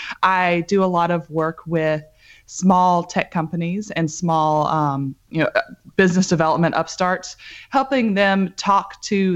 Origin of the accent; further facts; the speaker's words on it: Grant, Alabama, United States; also born or lived in Orlando, Florida / Huntsville, Alabama; I was born in Orlando, Florida, but moved to Huntsville, Alabama as a very, very young child.